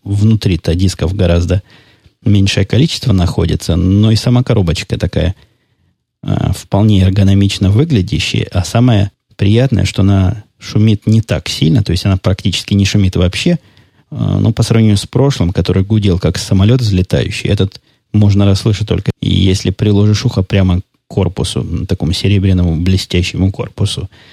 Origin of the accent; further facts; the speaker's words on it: Mariupol, Donetsk Oblast, Ukraine; first language Russian; moved away; я, напомню вам, долго жил в Донецкой области, в городе Мариуполе